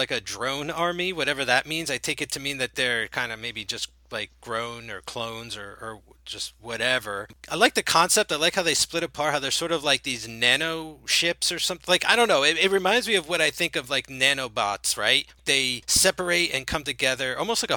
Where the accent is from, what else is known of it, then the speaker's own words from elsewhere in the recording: New Jersey, United States; we're both from New Jersey